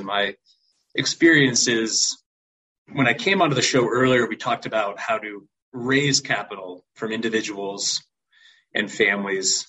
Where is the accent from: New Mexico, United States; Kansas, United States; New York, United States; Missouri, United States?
New York, United States; also born or lived in Connecticut; now in Nashville, United States; I am originally from New York.